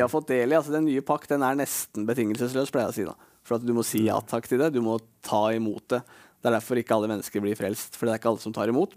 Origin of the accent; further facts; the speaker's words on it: Norway; jeg er nordmann